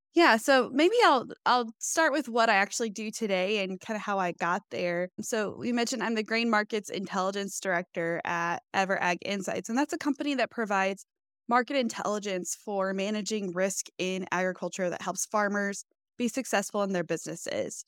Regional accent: Fishers, Indiana, United States; I was born and raised in Fishers, Indiana

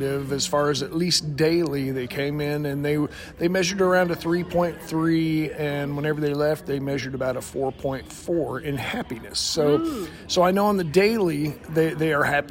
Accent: Greencastle, Indiana, United States; I'm from Greencastle, Indiana, right in the middle of nowhere

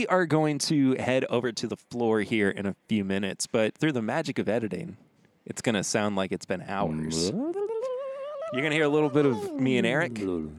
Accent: Lexington, Kentucky, United States; I'm from Lexington, Kentucky.

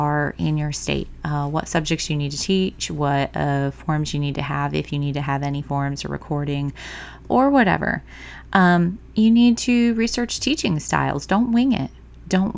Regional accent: Michigan, United States; moved away; my home state of Michigan, the small town I went through, we had everything from preschool

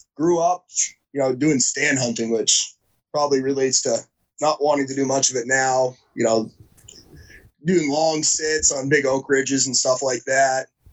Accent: New Hampshire, United States; I grew up in New Hampshire, so I've always kind of been in the New England area

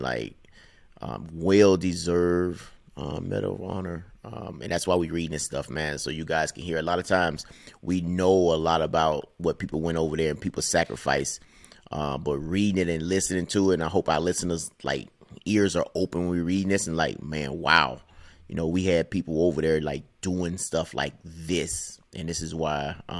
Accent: Mississippi, United States; Like, so I grew up in Mississippi, of course, and have a lot of family on the coast of Mississippi in the Gulf Coast.

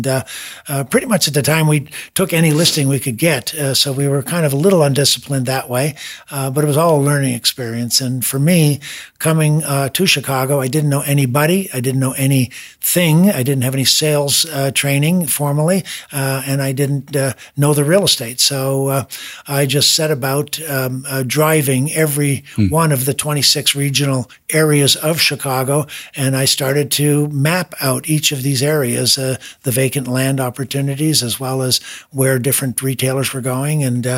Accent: Montreal, Quebec, Canada; Montreal, Canada. It's a French part of Canada

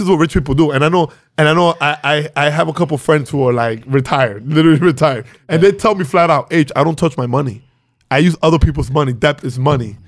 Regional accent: Venezuela; now in New York, United States; I was born in Venezuela, uh, two Dominican parents

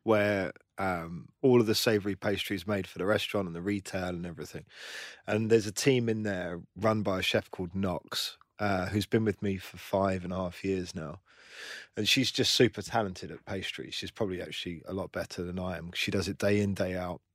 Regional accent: London, United Kingdom; I grew up in London

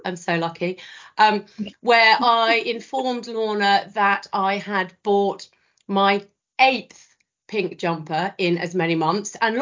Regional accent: the south of England, United Kingdom; not being from the north, I am a Southerner through and through

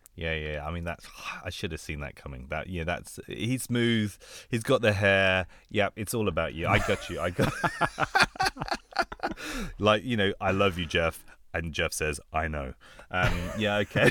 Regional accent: London, United Kingdom; also born or lived in Bangkok, Thailand; I grew up in London

